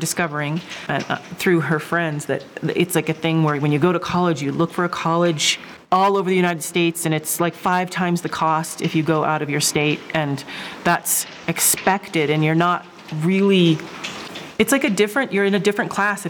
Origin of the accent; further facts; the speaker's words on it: British Columbia, Canada; also born or lived in Seattle, Washington, United States / Alaska, United States; now in Magdalena, United States; I was born in Seattle, and then I moved to British Columbia when I was 10.